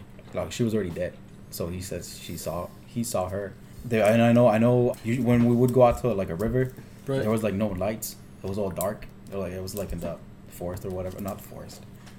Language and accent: English; Laredo, Texas, United States; also born or lived in Corpus Christi; I was born in Laredo.